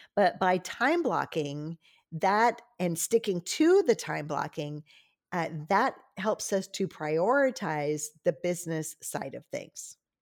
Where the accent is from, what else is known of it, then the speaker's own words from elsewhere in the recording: Louisiana, United States; I'm from Louisiana